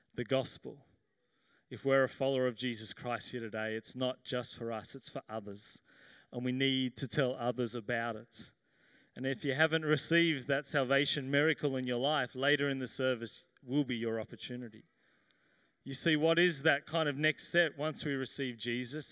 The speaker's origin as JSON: {"language": "English", "town": "Sydney", "region": "New South Wales", "country": "Australia", "tie": "born or raised there", "said": "I grew up here in Sydney."}